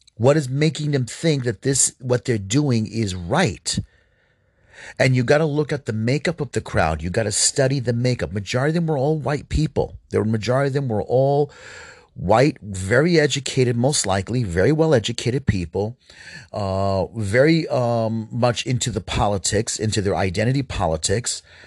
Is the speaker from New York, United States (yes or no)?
yes; New York City, New York, United States; I grew up in New York City